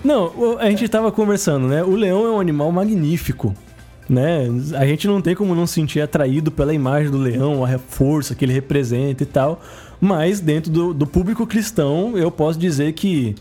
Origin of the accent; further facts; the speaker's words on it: Santos, São Paulo, Brazil; eu venho da cidade que é a origem da tatuagem no Brasil, eu sou de Santos